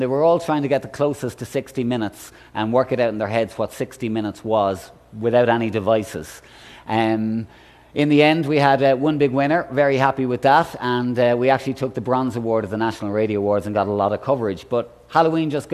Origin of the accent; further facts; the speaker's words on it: Ireland; I'm Irish